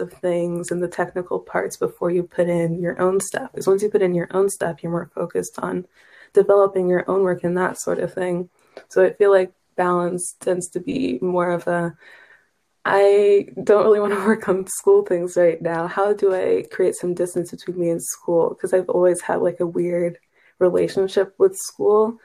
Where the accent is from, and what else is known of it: Kansas, United States; moved away